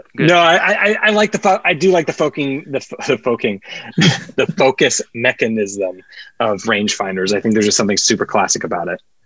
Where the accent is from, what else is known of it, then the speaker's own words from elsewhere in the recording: Kansas, United States; now in Los Angeles, United States; growing up in Kansas, there was definitely mosquitoes in Kansas